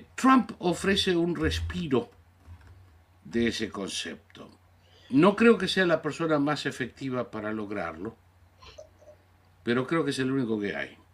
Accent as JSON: {"language": "Spanish", "country": "Argentina", "tie": "born or raised there", "said": "soy ciudadano natural, nací en la Argentina, pero soy ciudadano norteamericano, por descendencia de 11 generaciones"}